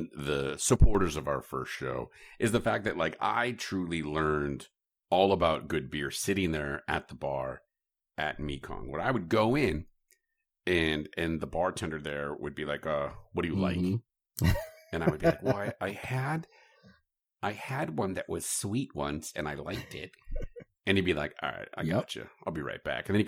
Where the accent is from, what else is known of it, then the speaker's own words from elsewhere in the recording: Chicago, Illinois, United States; As a Chicagoan from Chicagoland